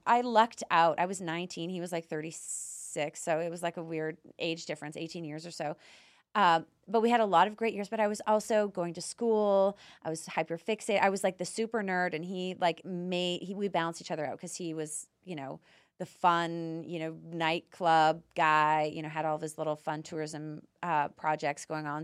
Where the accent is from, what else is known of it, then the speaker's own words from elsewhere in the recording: Canada; moved away as an adult; now in United States; I'm Canadian, so my culture is very similar to Europeans.